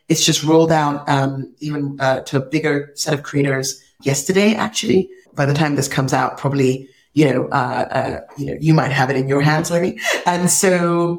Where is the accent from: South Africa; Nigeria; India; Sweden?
Nigeria; I'm this Nigerian girl